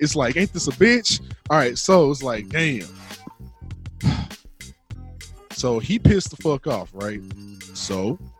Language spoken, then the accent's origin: English; St. Louis, Missouri, United States; I'm from St. Louis.